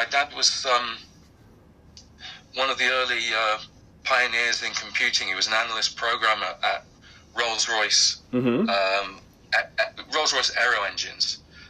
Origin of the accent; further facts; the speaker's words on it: Derby, East Midlands, United Kingdom; I was born in Derby, which is right slap bang in the center of England.